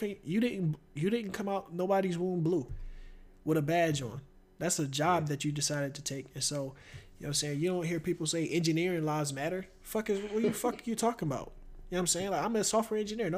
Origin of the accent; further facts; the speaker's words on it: Philadelphia, Pennsylvania, United States; we grew up in Philly, went to Girard